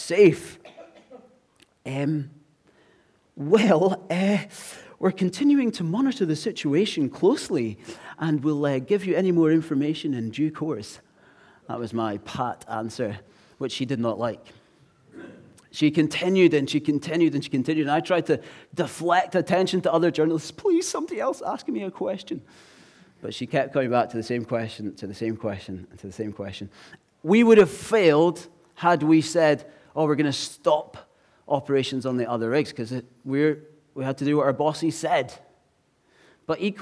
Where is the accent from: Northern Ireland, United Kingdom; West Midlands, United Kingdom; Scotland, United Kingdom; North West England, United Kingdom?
Scotland, United Kingdom; Glasgow; now in English Riviera, United Kingdom; I'm from Glasgow